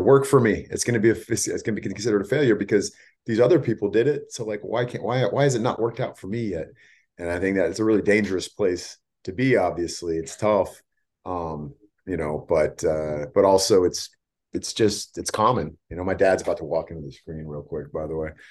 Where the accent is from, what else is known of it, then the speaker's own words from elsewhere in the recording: Bay Area, California, United States; also born or lived in San Diego / Los Angeles; I grew up in the Bay Area